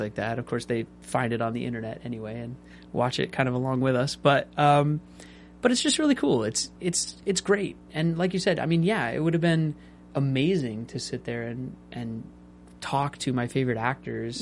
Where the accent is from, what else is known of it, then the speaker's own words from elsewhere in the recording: Seattle, Washington, United States; I was raised in Seattle